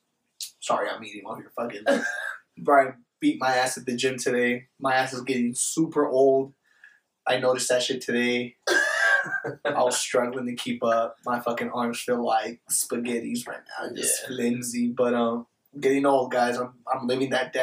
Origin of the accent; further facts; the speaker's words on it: Las Vegas, Nevada, United States; We are from Vegas. We were born and raised here